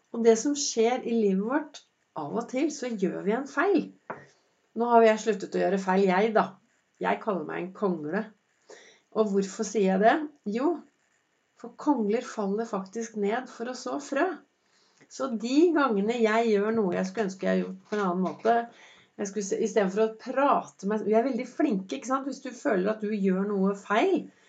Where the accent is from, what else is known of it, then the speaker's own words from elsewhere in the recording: Oslo, Norway; Jeg vokste jo opp eh, på, på Vinderen